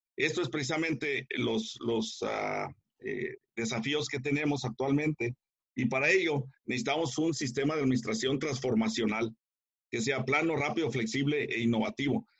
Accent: Guadalajara, Jalisco, Mexico; moved away as an adult; now in United States; soy mexicano eh, de, del área de, Guadalajara, pero me vine para acá, para Estados Unidos, eh, a finales de los 70.

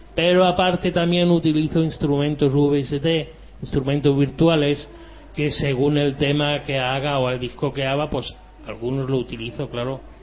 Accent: Andalusia, Spain; also born or lived in Germany; Pues yo nací en Alemania, pero llevo toda la vida aquí en España. Soy de corazón andaluz

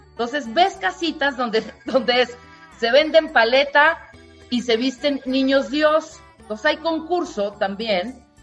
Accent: Tuxtla, Chiapas, Mexico; Mira, te voy a decir, en, Tuxtla, en mi pueblo, en Chiapas, checa esto

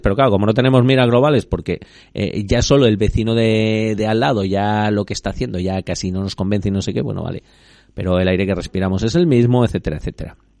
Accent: Extremadura, Spain; en mi tierra en Extremadura

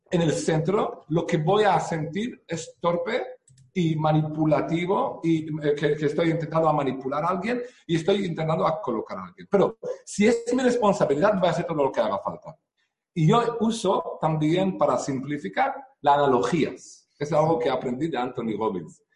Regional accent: Israel; Spanish is a second language; moved away as an adult; now in Spain; vivo aquí en España ya 10 años, pero nací en Israel eh, hace 45 años. Eh, yo crecí en una familia religiosa

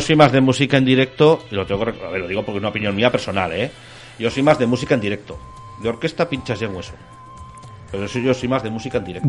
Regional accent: La Almunia de Doña Godina, Aragon, Spain; moved away; yo de pequeño, de pequeño yo me crié en la Almunia, de Doña Godina

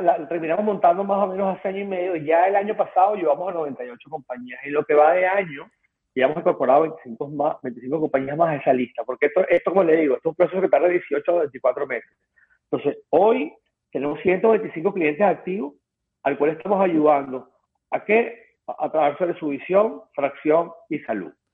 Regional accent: Venezuela; accent: Venezuelan; now in United States; yo soy venezolano

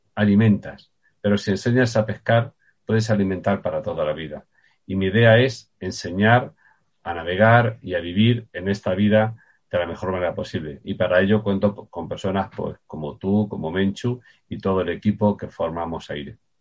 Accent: Puertollano, Castilla-La Mancha, Spain; yo nací en Portollano, en Ciudad Real.

